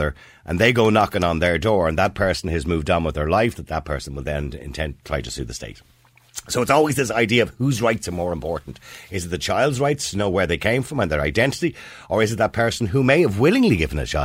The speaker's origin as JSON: {"language": "English", "town": "Dublin", "region": "Leinster", "country": "Ireland", "tie": "born or raised there", "said": "I was born in St. Patrick's Home on the Navan Road in 1963"}